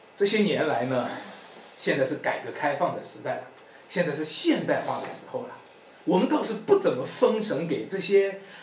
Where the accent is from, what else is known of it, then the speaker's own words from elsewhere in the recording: China; 我们中国人